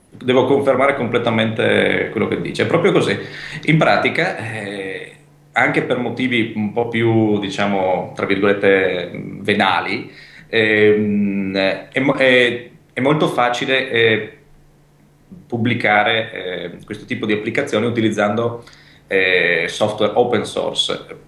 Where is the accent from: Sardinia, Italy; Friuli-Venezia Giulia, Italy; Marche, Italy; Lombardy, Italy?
Friuli-Venezia Giulia, Italy; Pordenone; moved away as an adult; now in Trieste, Italy; questo ospedale era nei pressi della mia città natale, che è Pordenone